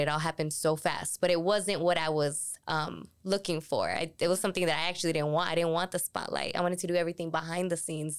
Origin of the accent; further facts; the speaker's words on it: Tucson, Arizona, United States; I'm from Tucson, born and raised